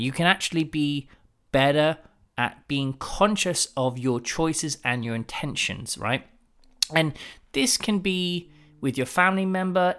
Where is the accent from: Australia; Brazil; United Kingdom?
United Kingdom; accent: British; also born or lived in London; my British accent